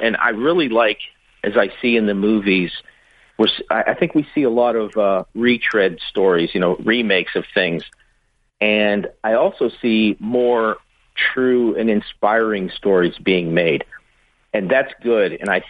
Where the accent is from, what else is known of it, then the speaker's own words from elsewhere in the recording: Pittsburgh, Pennsylvania, United States; moved away as an adult; also born or lived in Dallas; because I'm from Pittsburgh